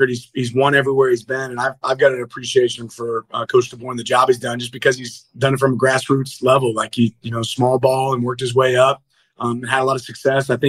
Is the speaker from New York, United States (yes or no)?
no; Kansas City, Missouri, United States; I'm a big Andy Reid fan. I'm from Kansas City